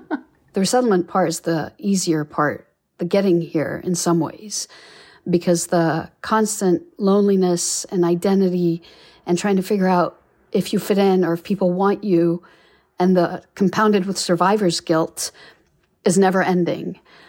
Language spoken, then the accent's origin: English; Jordan; moved away as an adult; now in United States; I'm originally from the Middle East, born and raised in Jordan, and I came to the United States when I was 18 and applied for political asylum at the age of 22.